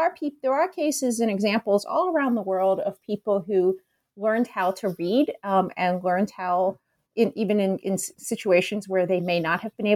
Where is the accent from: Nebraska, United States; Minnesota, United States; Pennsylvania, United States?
Pennsylvania, United States; Philadelphia; now in Chicago, United States; I grew up in Philadelphia, so I'm not from here